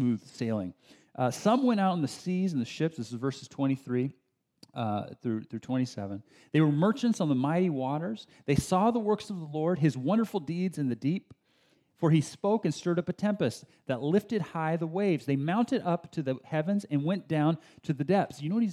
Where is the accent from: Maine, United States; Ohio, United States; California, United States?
California, United States; Bay Area; also born or lived in San Diego, California; This is before we moved up to the Bay Area. I was born in San Diego, and my first few years of life in San Diego